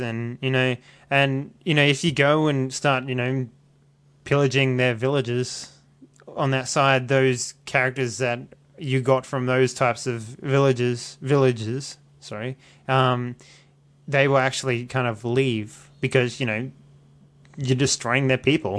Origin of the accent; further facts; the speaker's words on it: Australia; accent: Australian; my Australian accent